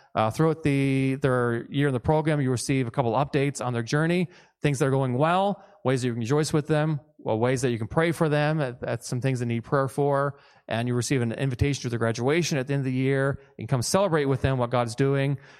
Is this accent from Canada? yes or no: yes; Newfoundland and Labrador, Canada; moved away; I'm from Newfoundland originally, and so I tend to kinda speak fast